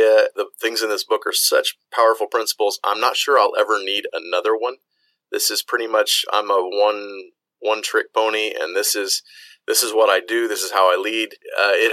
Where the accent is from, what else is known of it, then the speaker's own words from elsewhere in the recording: United States; moved away as an adult; all of the medical experience that I have is from growing up in the United States